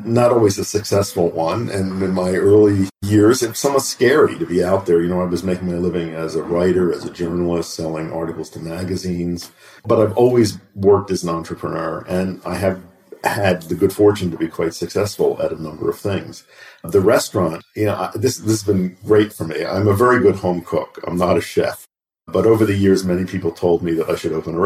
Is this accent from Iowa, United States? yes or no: no; Philadelphia, Pennsylvania, United States; When I was growing up, I grew up in Philadelphia, and we had a row house